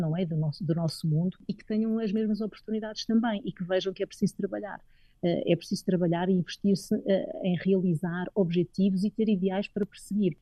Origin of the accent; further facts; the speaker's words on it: Madeira, Portugal; moved away as an adult; also born or lived in Coimbra; now in Nairobi, Kenya; foi na Madeira que eu cresci, eh, que desenvolvi e que tenho, digamos, que sinto que tenho as minhas raízes